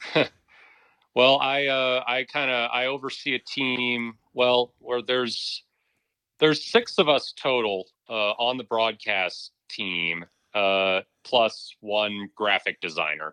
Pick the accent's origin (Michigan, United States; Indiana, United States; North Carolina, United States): North Carolina, United States; Charlotte; moved away as an adult; now in Norman, United States; I grew up in Charlotte, North Carolina.